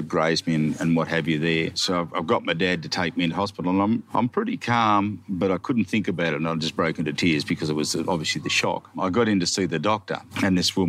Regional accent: Gunning, New South Wales, Australia; I come from Gunning, satellite city of the universe.

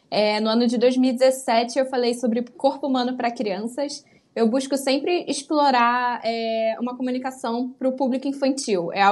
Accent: Rio de Janeiro, Brazil; accent: carioca; É, o sotaque aqui é forte, o carioquês...

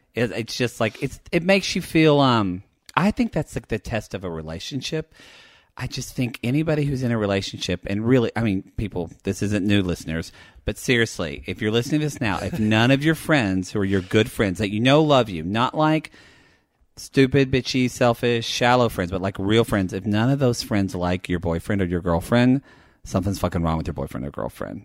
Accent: the South, United States; growing up in the South

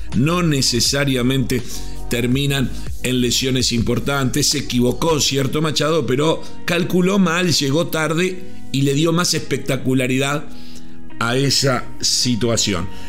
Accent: Uruguay; Yo como uruguayo

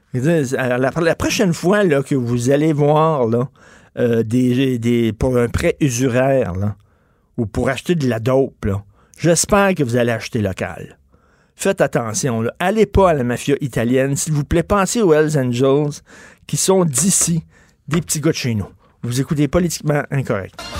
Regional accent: Canada; je suis Canadien

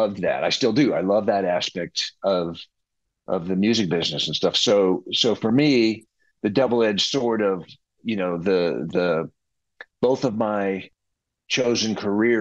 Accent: Texas, United States; growing up in Texas

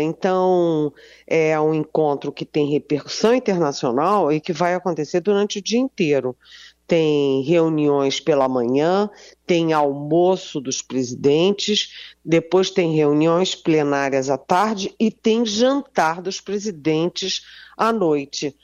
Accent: Rio de Janeiro, Brazil; é aquele compromisso de carioca que a gente brinca, e eu sou carioca

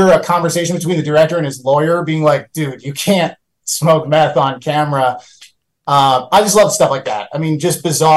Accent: Baltimore, Maryland, United States; I grew up in Baltimore

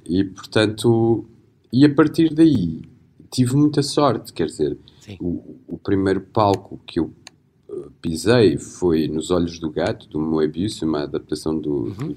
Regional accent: Beira, Portugal; accent: Beirão; now in Porto, Portugal; eu tenho uma pronúncia beirã

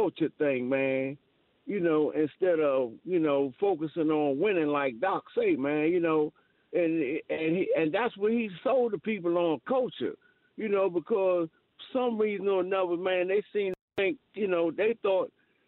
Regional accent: Washington, District of Columbia, United States; born there; I was born in Washington, D.C., you know, so, you know, I remember a whole lot about this organization

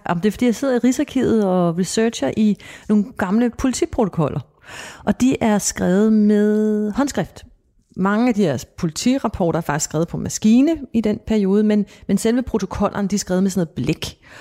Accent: Copenhagen, Capital Region of Denmark, Denmark; jeg voksede op i København i, øh, på Amager

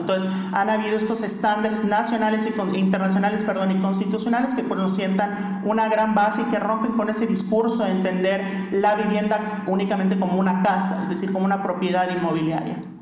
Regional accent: Yucatán, Mexico; en Yucatán, que es de donde soy

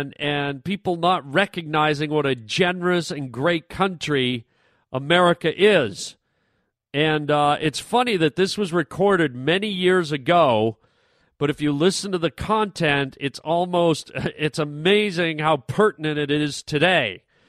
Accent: Canada; moved away as an adult; now in United States; I am Canadian. I was born in Canada, moved down to the States. I've lived here for about 20 years, just about. I am now an American citizen, so I'm Canadian and American.

